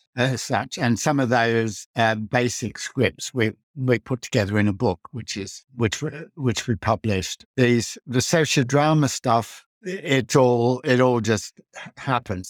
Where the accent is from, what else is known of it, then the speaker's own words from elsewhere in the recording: Australia; moved away as an adult; also born or lived in Netherlands; I grew up in Australia and went to an all-boys school